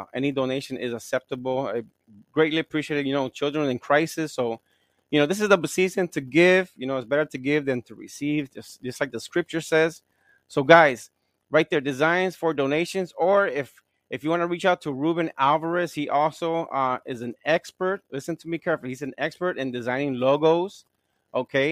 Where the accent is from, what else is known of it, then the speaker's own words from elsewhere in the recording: Gary, Indiana, United States; I'm from Gary, Indiana.